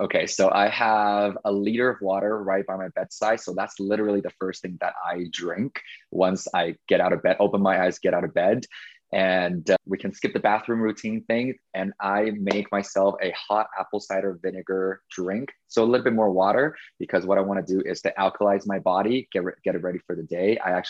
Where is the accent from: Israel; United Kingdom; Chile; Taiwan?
Taiwan; I think it's because I came from Taiwan and I felt like I lost Chinese New Year's.